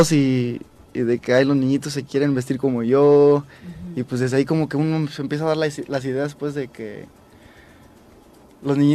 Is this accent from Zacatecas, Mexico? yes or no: no; Mexico City, Mexico; Yo soy de La Lagunilla.